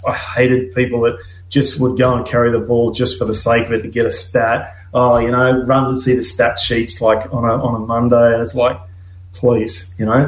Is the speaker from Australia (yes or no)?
yes; Gladstone, Queensland, Australia; I'm from Gladstone, uh, just an hour south of here, Rocky, uh, and I played. My junior club was Wallabies